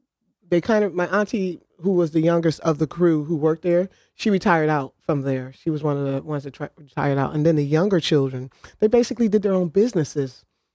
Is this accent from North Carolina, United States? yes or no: no; New Haven, Connecticut, United States; On Lander Street.